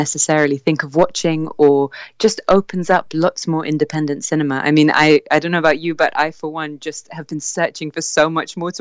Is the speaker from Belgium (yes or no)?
yes; Wallonia, Belgium; also born or lived in United Kingdom; I'm actually British, but I spent most of my life in a Walloon area